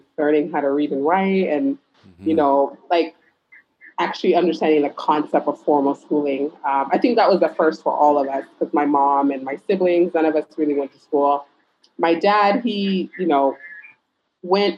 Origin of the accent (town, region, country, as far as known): Phoenix, Arizona, United States; born or raised there; first language Pular; English is a second language; moved away as an adult; also born or lived in Senegal; now in Dakar, Senegal